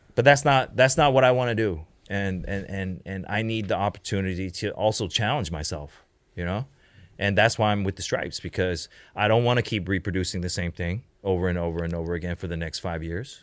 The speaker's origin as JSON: {"language": "English", "country": "Canada", "tie": "born or raised there", "also_born_or_lived": "Hong Kong / United States / China / Japan", "moved": "yes", "said": "I grew up in Canada"}